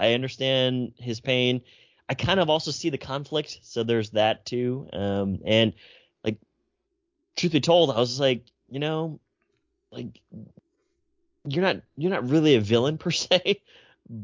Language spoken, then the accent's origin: English; United States; me being Asian American